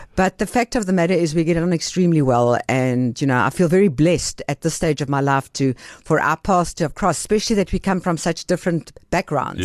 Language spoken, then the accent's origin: English; Benoni, Gauteng, South Africa; also born or lived in Greece; I grew up in Benoni, and I went to, uh, a Jewish day school in Benoni